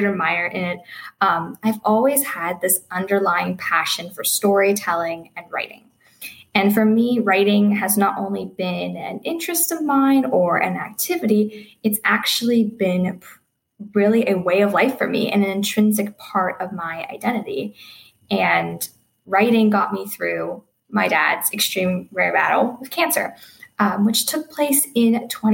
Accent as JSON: {"language": "English", "town": "Pittsburgh", "region": "Pennsylvania", "country": "United States", "also_born_or_lived": "Cleveland, Ohio", "said": "I'm from Pittsburgh"}